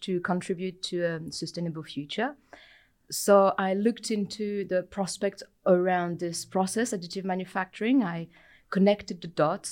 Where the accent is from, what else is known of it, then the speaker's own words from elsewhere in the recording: France; moved away as an adult; also born or lived in United Kingdom; now in New Zealand; I am originally from France, uh, but I lived in the U K prior to arrived here